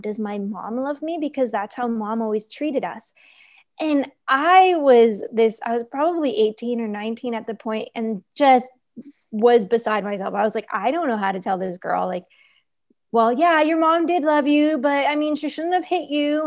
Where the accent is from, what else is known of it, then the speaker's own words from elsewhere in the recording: New York, United States; moved away; I was born and raised in New York